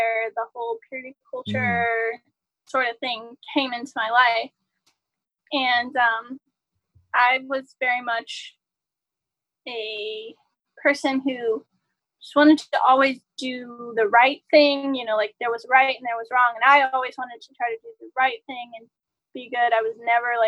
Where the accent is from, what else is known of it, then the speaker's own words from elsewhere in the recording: Southern US, United States; I grew up in the Southern Baptist sort of, and you know, this is Southern US. I'm from the South